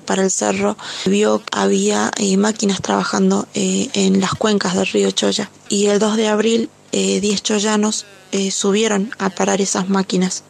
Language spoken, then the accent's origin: Spanish; Catamarca, Argentina; tengo 25 años, soy de la Catamarca. Eh, mi pueblo